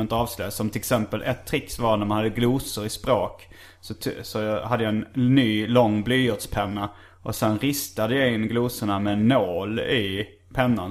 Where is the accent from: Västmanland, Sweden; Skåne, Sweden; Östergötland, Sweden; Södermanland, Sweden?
Skåne, Sweden; Hjärup; Hjärup, min hemort